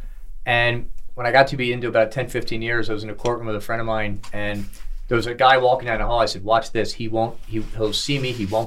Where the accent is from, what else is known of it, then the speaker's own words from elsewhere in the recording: Philadelphia, Pennsylvania, United States; I grew up in Philadelphia